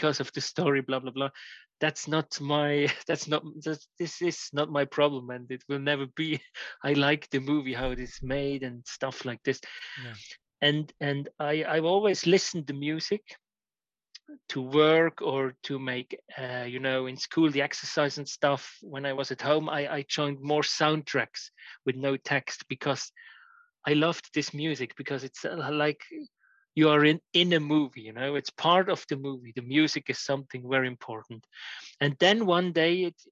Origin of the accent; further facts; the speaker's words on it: Switzerland; also born or lived in Orlando, United States; I was growing up in Switzerland